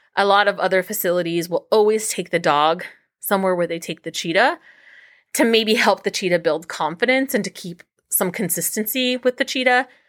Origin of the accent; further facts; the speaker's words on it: Los Angeles, California, United States; moved away as an adult; now in Cincinnati, United States; I grew up in Los Angeles